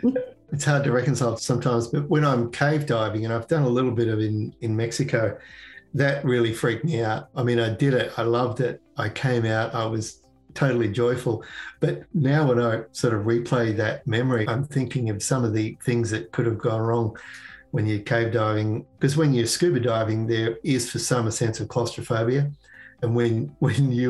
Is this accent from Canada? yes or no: no; Canberra, Australian Capital Territory, Australia; moved away as an adult; now in Connecticut, United States; where I grew up in Canberra.